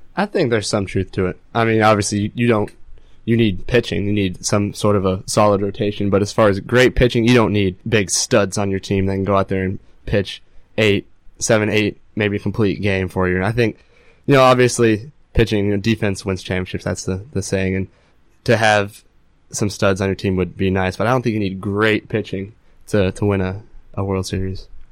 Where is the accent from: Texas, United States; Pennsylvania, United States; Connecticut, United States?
Texas, United States; Dallas; moved away; I'm originally from Dallas, Texas